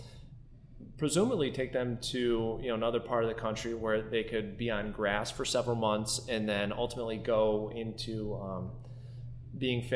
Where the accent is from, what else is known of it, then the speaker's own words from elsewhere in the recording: Schaghticoke, New York, United States; I have a family farm that I grew up on here in Scaghtikoke, New York